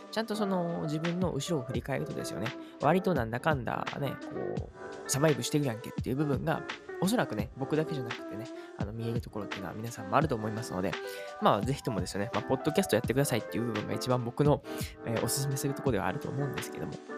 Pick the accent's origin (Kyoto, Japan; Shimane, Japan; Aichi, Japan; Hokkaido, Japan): Kyoto, Japan; Uji; この宇治っていうね、僕の地元